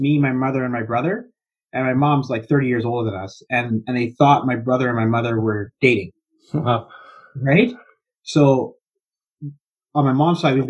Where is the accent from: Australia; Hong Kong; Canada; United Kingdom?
Canada; Edmonton, Alberta; moved away as an adult; now in British Columbia, Canada; I grew up in Alberta